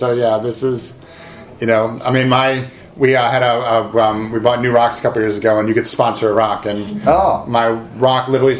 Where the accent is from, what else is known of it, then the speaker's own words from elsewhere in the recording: Illinois, United States; also born or lived in San Francisco; now in Seattle, United States; I'm actually from Illinois originally. I moved here. I moved to San Francisco in 98, moved to Seattle in 2004, and I think I'm officially a West Coaster now.